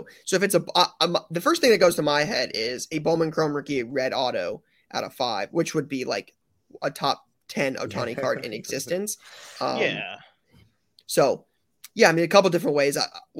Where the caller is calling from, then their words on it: Sweden; English is a second language; I'm traveling over from Sweden to be on my first national trip, looking forward to a lot of the experiences.